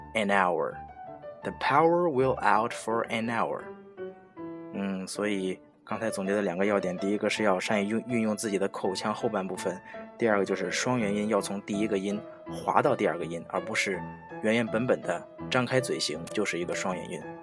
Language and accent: Chinese; China; 我们中国人说话的习惯是用口腔的前半部分